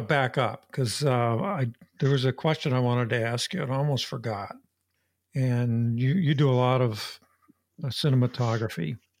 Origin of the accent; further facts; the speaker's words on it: Appalachia, United States; moved away; my hometown, which is where my father and my grandfather grew up, in Appalachia.